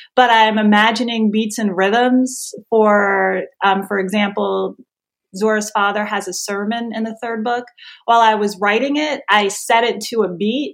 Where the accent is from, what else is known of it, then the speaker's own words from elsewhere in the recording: New Jersey, United States; I'm from New Jersey.